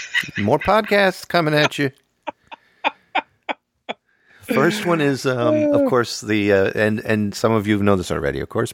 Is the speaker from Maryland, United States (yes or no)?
no; Pine Grove, Pennsylvania, United States; I grew up in Pine Grove, Pennsylvania, where it's very Dutch.